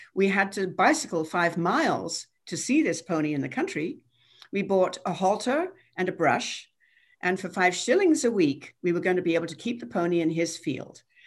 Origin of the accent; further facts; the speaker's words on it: England, United Kingdom; moved away as an adult; now in United States; I was born in England and came over when I was twenty-two